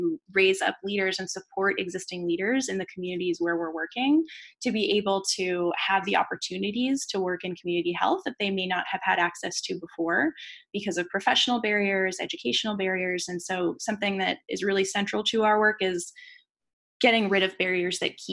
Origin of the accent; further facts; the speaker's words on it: United States; first language English; I'm from the United States